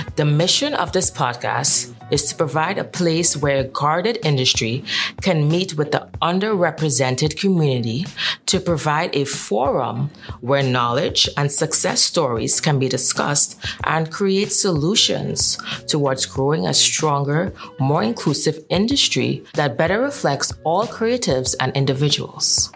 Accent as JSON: {"language": "English", "country": "Trinidad & Tobago", "tie": "born or raised there", "moved": "as an adult", "lives_now": "New York, United States"}